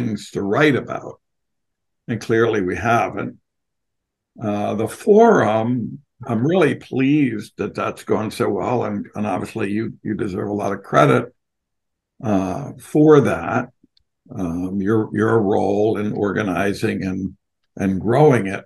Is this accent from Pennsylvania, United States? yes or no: yes; Philadelphia, Pennsylvania, United States; I'm from Philly